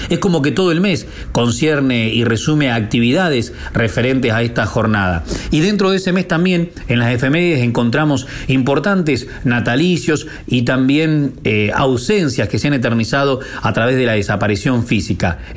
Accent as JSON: {"language": "Spanish", "town": "Dolores", "region": "Buenos Aires Province", "country": "Argentina", "tie": "born or raised there"}